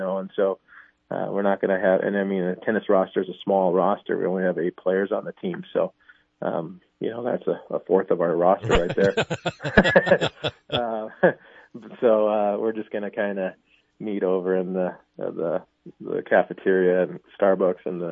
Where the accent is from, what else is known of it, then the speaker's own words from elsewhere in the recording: Billings, Montana, United States; moved away as an adult; now in Sioux Falls, United States; I grew up in Montana and in Billings area and went to school there